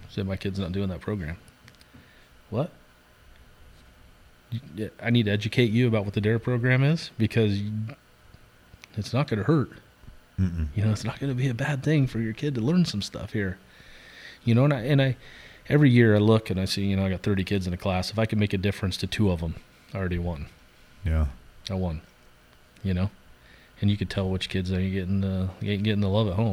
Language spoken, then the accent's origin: English; Central Point, Oregon, United States; I've lost some good kids that I knew growing up in Central Point to suicide